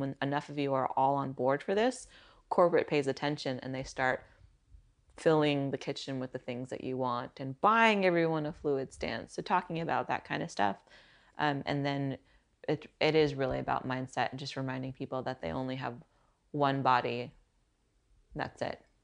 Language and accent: English; Silicon Valley, California, United States; growing up in Silicon Valley